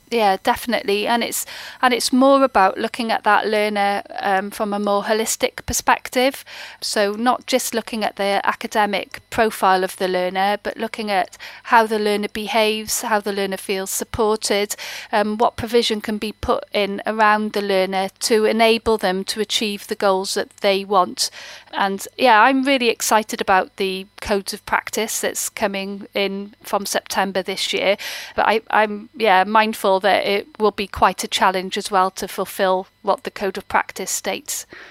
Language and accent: English; Wales, United Kingdom; I'm a Welsh speaker, an avid Welsh lady